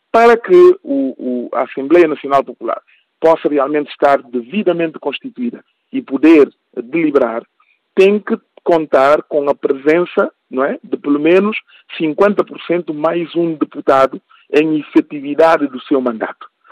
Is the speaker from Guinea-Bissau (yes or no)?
yes; Guinea-Bissau; eu sou guineense e o que me preocupa é o futuro do meu país